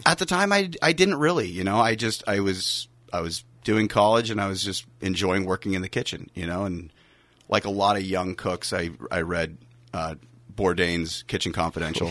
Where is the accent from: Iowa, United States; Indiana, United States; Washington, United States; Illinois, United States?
Washington, United States; Pullman; now in California, United States; growing up in Pullman, Pullman is a small college town, but it's also in the middle of a massive agricultural area